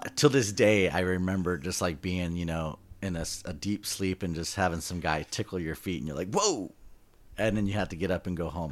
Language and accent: English; Southern California, United States; we're from SoCal